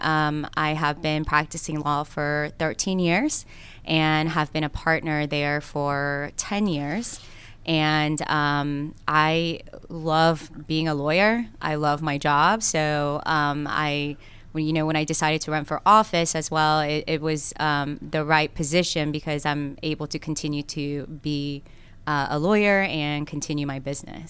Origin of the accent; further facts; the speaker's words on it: Cobb County, Georgia, United States; English is a second language; also born or lived in South Korea / Gwinnett County, Georgia; I grew up in Cobb County